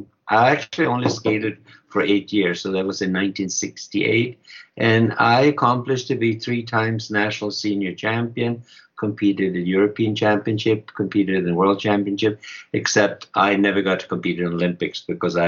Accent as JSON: {"language": "English", "country": "Sweden", "said": "I'm from Sweden"}